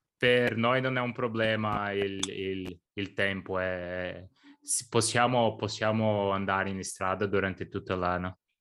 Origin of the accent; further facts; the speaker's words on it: Brazil; also born or lived in São Paulo; io sono nato in Brasile, abito qui a San Paolo